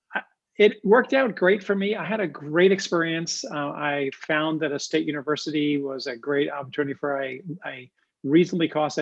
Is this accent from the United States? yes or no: yes; Long Island, New York, United States; I grew up in Long Island, New York.